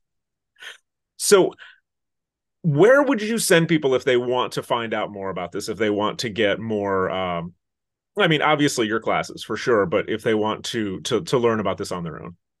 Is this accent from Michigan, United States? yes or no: yes; Interlochen, Michigan, United States; I'm originally from northern Michigan